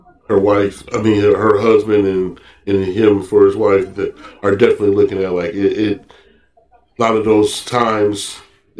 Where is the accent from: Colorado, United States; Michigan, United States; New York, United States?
Michigan, United States; Flint; moved away; where I'm from originally, you know, so I'm coming from Flint, east side of the state